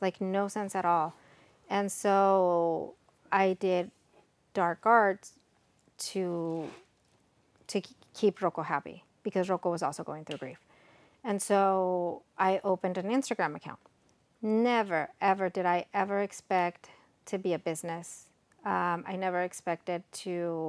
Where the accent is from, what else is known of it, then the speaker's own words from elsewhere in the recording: Texas, United States; born there; also born or lived in Mexico; I'm Mexican American. I was born here in Texas, but I graduated college in Mexico